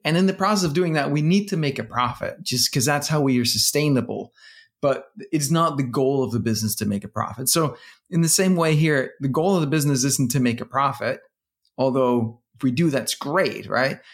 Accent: Denmark; now in United States; I'm from Denmark

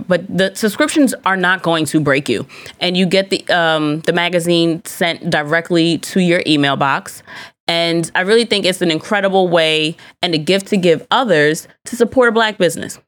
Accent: United States; I do enjoy being an American

